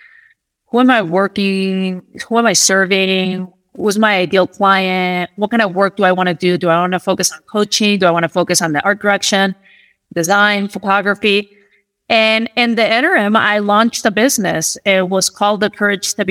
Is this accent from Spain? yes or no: yes; Madrid, Community of Madrid, Spain; moved away as an adult; now in United States; Born and raised in Spain and Madrid, actually